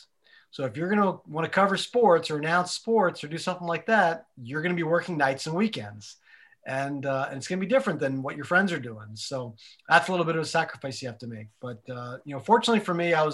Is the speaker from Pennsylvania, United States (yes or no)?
yes; a very small town in Pennsylvania, United States; moved away as an adult; Like I'm not from New York. I was from a very small town in Pennsylvania